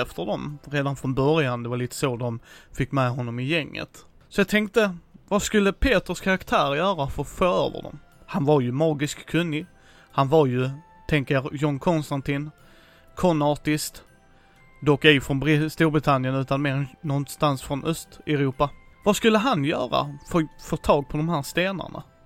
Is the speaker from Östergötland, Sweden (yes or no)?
no; Helsingborg, Skåne, Sweden; min hemstad här i Helsingborg